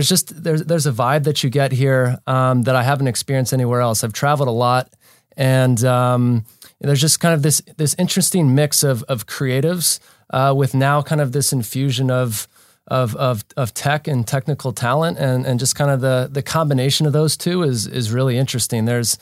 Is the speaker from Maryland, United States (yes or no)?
yes; Baltimore, Maryland, United States; now in Los Angeles, United States; I'm an East Coast boy. So I moved here from Baltimore, Maryland. So I made the big move.